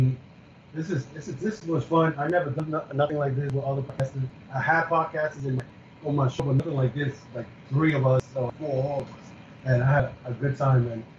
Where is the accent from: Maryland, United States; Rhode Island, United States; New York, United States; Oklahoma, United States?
New York, United States; New York City; we're Americans, so I'm from New York City